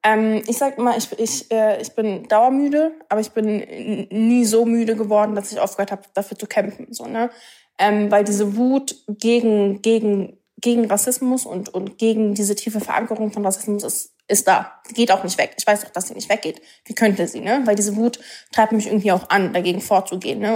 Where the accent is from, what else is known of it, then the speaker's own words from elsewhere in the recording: Berlin, Germany; Ich bin, ich bin in Berlin geboren, so, ne? Ich, ich bin Deutsche.